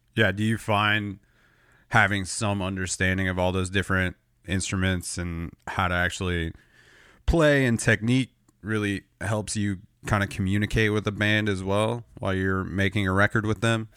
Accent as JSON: {"language": "English", "region": "Southern California", "country": "United States", "tie": "born or raised there", "said": "I grew up in Southern California"}